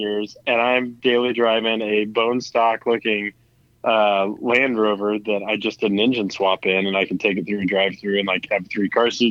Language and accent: English; Midwest, United States; I'm from the Midwest.